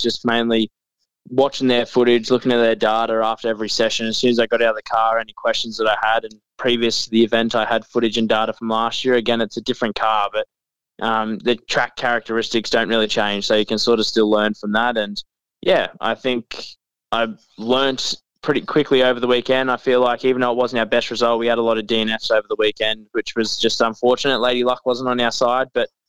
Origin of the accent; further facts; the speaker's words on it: Mackay, Queensland, Australia; also born or lived in Victoria; I actually moved here when I was 6 years old. So, I've probably spent more time in more time in Queensland than I have in Victoria, so I guess you could say I'm a Queenslander